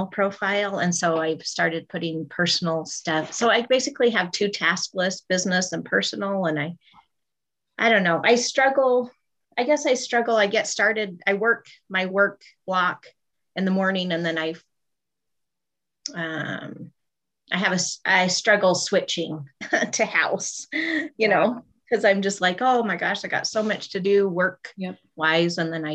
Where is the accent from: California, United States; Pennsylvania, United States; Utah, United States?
Utah, United States; Northern; I'm from Utah, Northern Utah.